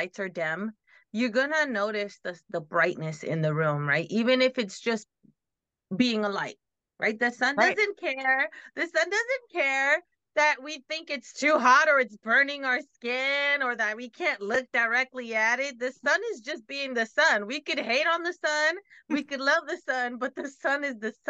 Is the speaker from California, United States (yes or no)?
no; New York, United States; I'm Dominican and I grew up in like, you know, Black and Hispanic community, and then you sprinkle in a little bit of the other stuff, various things that I was around, because growing up in New York